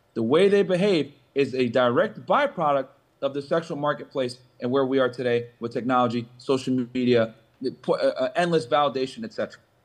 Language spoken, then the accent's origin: English; Connecticut, United States; moved away as an adult; also born or lived in Boston; now in South Florida, United States; I grew up in the Northeast, right? Grew up in Connecticut, went to college in Boston, lived down in the Northeast my entire life